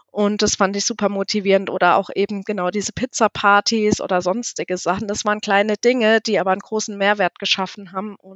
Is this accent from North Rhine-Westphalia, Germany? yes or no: no; Hesse, Germany; also born or lived in Munich; Ich bin gebürtig aus Südhessen und bin dann, ähm, ich hatte es dann nach München verschlagen, weil ich studieren wollte